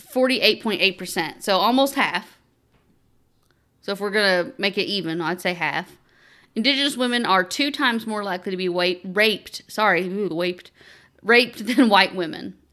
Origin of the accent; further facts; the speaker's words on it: Eastern Kentucky, United States; we grew up in Eastern Kentucky